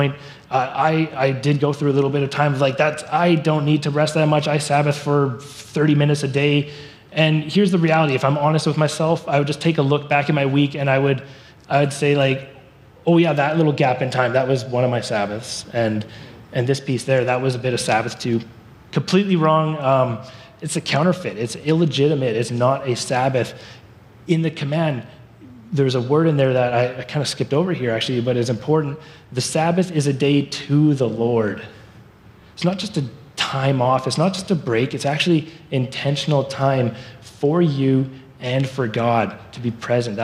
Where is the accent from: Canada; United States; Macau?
Canada; Surrey, British Columbia; moved away as an adult; now in Abbotsford, Canada; I grew up in Surrey